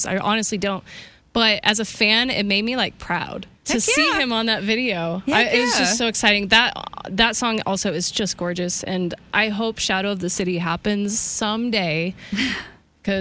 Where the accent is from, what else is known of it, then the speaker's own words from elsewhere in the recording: Kansas, United States; I'm from Kansas